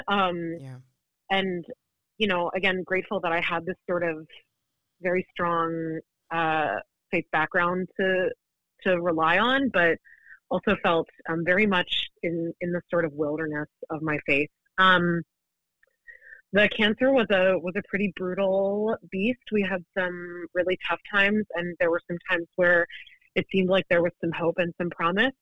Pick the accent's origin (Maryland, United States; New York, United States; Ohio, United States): Maryland, United States; Baltimore; also born or lived in central Pennsylvania; I grew up in the Baltimore area, um, going to a Lutheran congregation